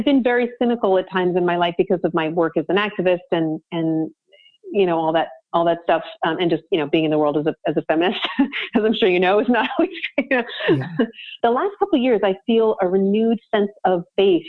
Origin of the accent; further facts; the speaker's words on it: Vancouver, British Columbia, Canada; And I'm from Vancouver, BC. I mean, I grew up two blocks from the beach.